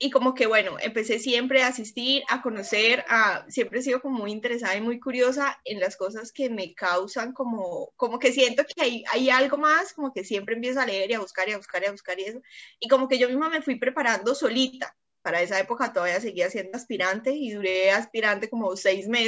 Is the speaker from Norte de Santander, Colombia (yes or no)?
yes; Cúcuta, Norte de Santander, Colombia; moved away as an adult; now in Bucaramanga, Colombia; yo estaba en Cúcuta, que es mi ciudad natal, ahora vivo en Bucaramanga, que estamos a seis horas